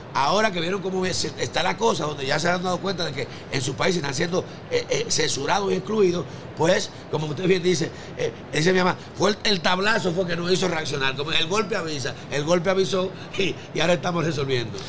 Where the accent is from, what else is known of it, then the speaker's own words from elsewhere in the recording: Dominican Republic; naciones pobres como la nuestra, como República Dominicana